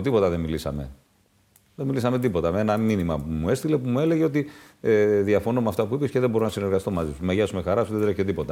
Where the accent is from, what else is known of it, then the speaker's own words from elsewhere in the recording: Greece; στην πατρίδα μου